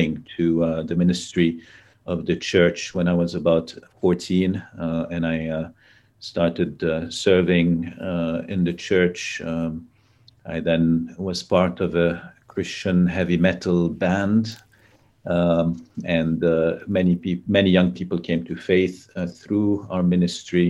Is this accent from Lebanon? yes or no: yes; Lebanon; I grew up in Lebanon. I was born in Lebanon, grew up in Lebanon